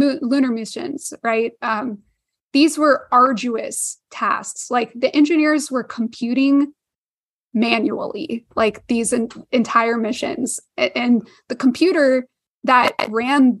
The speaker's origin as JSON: {"language": "English", "town": "Houston", "region": "Texas", "country": "United States", "tie": "born or raised there", "said": "I grew up near NASA in Houston"}